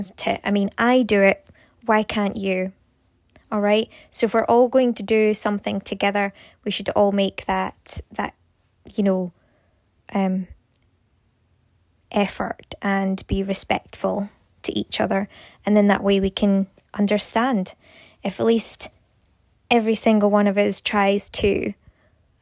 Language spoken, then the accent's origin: English; Scotland, United Kingdom; I am from Scotland